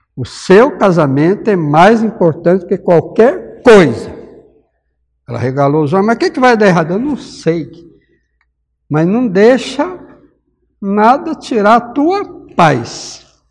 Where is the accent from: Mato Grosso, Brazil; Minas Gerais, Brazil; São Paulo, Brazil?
Minas Gerais, Brazil; moved away; eu sou mineiro